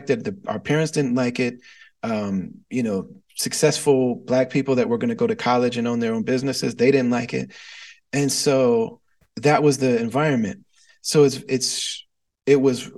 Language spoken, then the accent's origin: English; Midwest, United States; I was raised in the Midwest